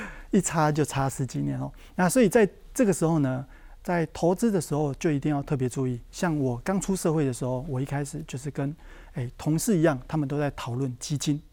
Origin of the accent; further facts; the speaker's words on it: southern Taiwan, Taiwan; 我是在南部出生的小朋友